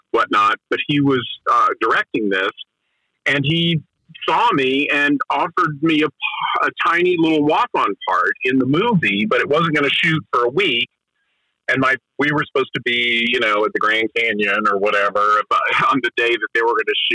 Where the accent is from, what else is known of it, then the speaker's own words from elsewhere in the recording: Asheville, North Carolina, United States; I grew up in Asheville, North Carolina